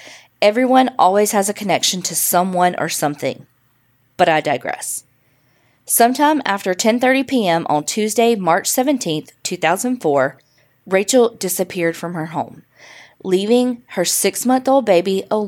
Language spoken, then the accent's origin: English; Farmersville, Texas, United States; My hometown of Farmersville, Texas, is a small town located about 40 miles north of Dallas and currently has a population of about 5,000. Your typical, quiet, small town.